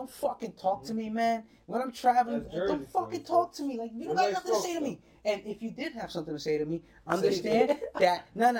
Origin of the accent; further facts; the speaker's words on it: New Jersey, United States; because I'm from Jersey.